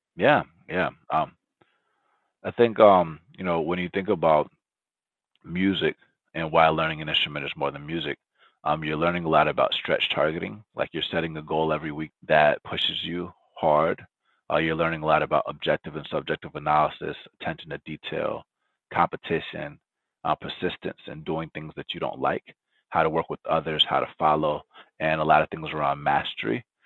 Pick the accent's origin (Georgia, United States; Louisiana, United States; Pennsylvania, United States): Georgia, United States; Atlanta; first language Spanish; English is a second language; also born or lived in Loma Linda, California; I was born in Loma Linda, California. Um, I moved to Atlanta when I was four years old. No, when I was one year old